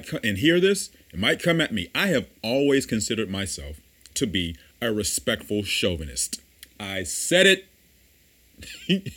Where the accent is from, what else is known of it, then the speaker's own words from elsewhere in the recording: the South, United States; I come from the South